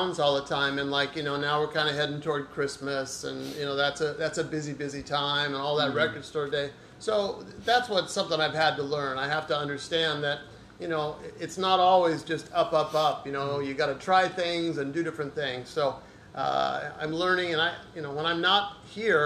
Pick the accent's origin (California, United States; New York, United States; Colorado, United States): California, United States; Placentia; now in Mission Viejo, United States; I grew up in Placentia. And then right now I live in Mission Viejo.